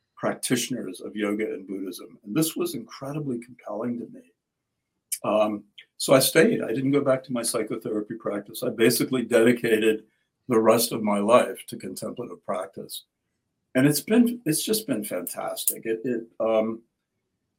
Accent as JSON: {"language": "English", "region": "Midwest", "country": "United States", "tie": "born or raised there", "also_born_or_lived": "Europe / Boston", "moved": "yes", "said": "I grew up in the Midwest in a fairly religious Protestant family"}